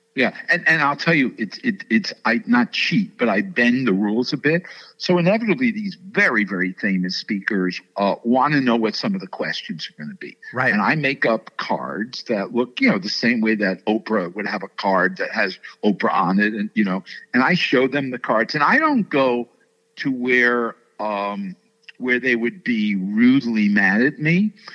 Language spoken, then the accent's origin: English; New York City, New York, United States; I grew up in New York City. I went to Stuyvesant High School